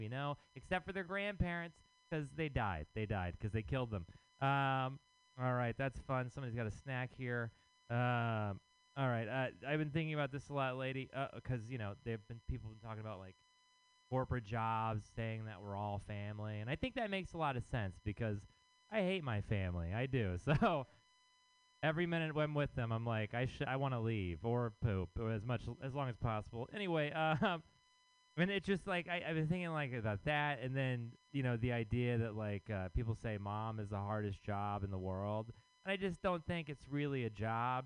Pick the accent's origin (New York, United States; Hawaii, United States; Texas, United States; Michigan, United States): Texas, United States; now in San Francisco, United States; I am from Texas